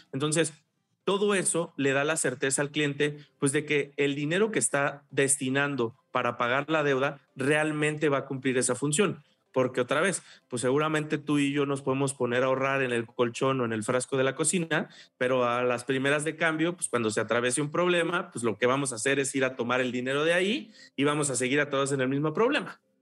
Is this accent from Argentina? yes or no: no; Mexico; en nuestra idiosincrasia como mexicanos, como latinos